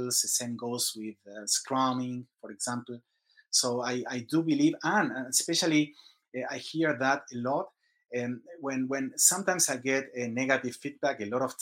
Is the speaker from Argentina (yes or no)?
yes; Argentina; moved away as an adult; also born or lived in Singapore; now in Sandnes, Norway; I'm from Argentina, and around 20 years ago, I left the country.